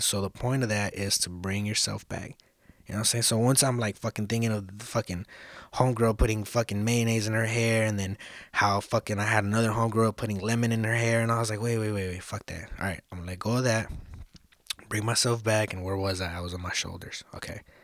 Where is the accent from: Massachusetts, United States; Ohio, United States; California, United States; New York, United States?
California, United States; Los Angeles; also born or lived in South Central, Los Angeles; I'm originally from East Hollywood. That's where I fucking, that's where I grew up. That's where I was raised.